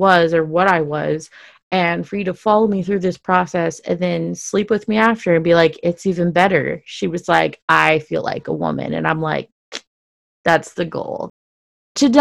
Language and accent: English; Dallas, Texas, United States; I grew up in Dallas, Texas, where it was very, very, very, very conservative